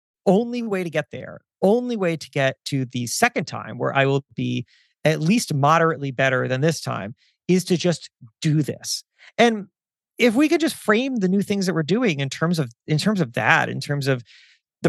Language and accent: English; South Florida, United States; moved away; I grew up in South Florida.